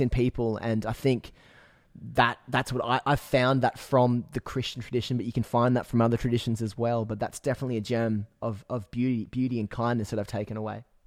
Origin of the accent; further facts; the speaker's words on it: Newcastle, New South Wales, Australia; now in Byron Bay, Australia; I grew up in Newcastle